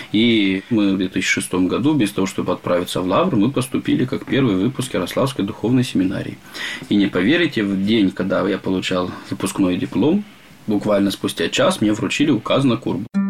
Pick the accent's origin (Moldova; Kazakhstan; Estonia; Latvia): Moldova; also born or lived in Bulgaria; now in Kurba, Russia; Я сам родился в Молдавии